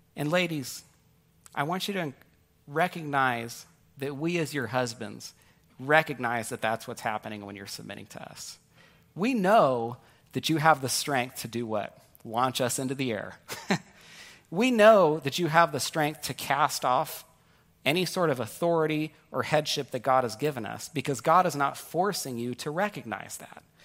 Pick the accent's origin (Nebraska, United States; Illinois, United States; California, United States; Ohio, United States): California, United States; Northern; also born or lived in New York; my wife and I grew up in Northern California together, but I was born in New York